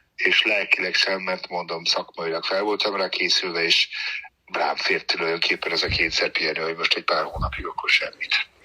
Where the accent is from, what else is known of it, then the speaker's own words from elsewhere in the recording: Germany; moved away; Németországban nőttem fel